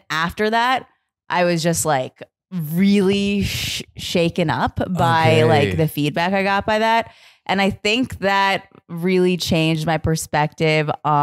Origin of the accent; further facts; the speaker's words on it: New York City, New York, United States; I'm from Queens, New York